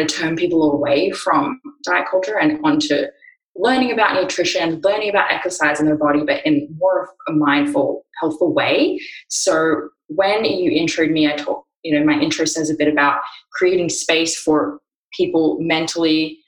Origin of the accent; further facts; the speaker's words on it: Australia; now in Austin, United States; I live in Austin, Texas, but as you can hear from my voice, I'm from Australia